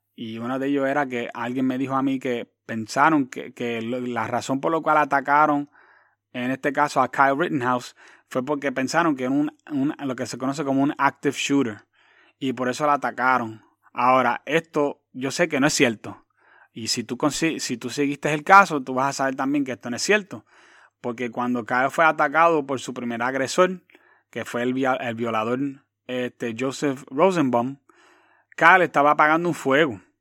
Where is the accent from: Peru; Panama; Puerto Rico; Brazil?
Puerto Rico; Quebradillas; also born or lived in New York / Hatillo; vine de Nueva York, ella se ubicó en Quebradías y, y, Quebradías es mi hogar y conozco muchísima gente en, en, Quebradías donde todo el mundo me conoce